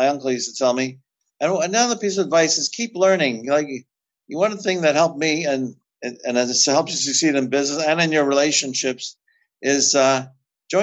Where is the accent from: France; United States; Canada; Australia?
Canada; I'm from Canada. We also speak French here